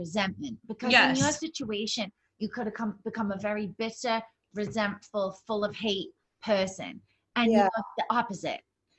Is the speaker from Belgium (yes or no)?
no; England, United Kingdom; I was born in England too.